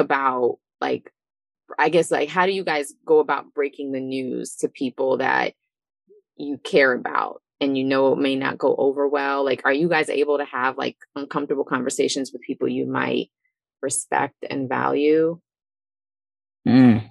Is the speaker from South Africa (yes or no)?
no; Eritrea; I'm from Eritrea